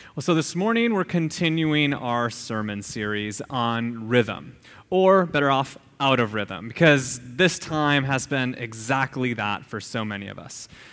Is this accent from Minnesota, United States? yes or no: yes; Minnesota, United States; moved away; I grew up in Midwest Minnesota, and it is flat as all get out